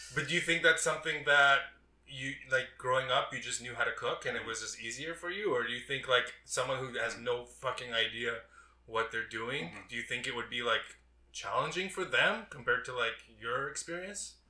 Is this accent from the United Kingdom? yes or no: no; Toronto, Ontario, Canada; now in Vancouver, Canada; I was born in Toronto